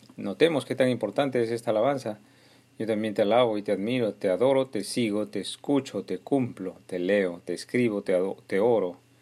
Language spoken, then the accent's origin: Spanish; Peru; en especial los de mi pueblo peruano